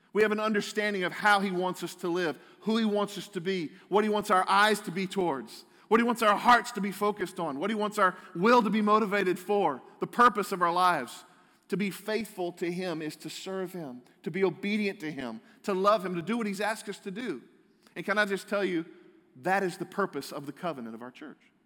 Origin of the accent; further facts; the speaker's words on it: United States; I'm a proud American